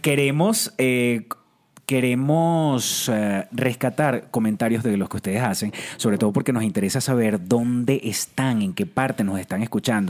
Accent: Venezuela; now in Mexico City, Mexico; Vengo de Venezuela, actor, sigo actuando

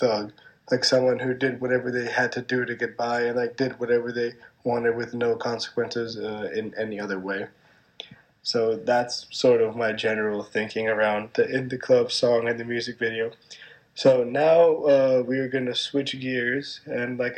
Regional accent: New York City, New York, United States; I'm from Manhattan. I was born and raised here, but my parents were not.

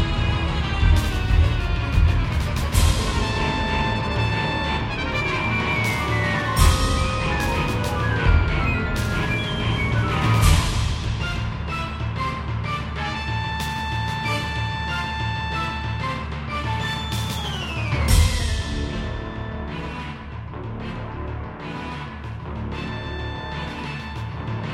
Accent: Kansas, United States; I'm from Kansas

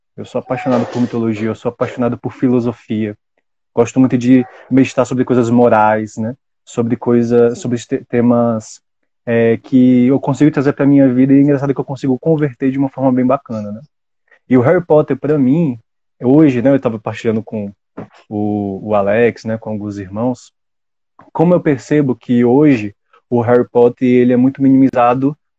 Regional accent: Brasília, Federal District, Brazil; eu sou de Brasília

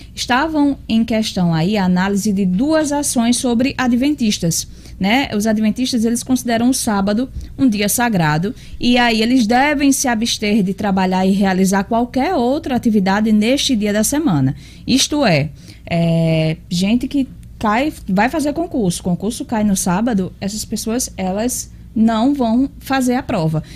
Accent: Natal, Rio Grande do Norte, Brazil; eu sou bem natalense

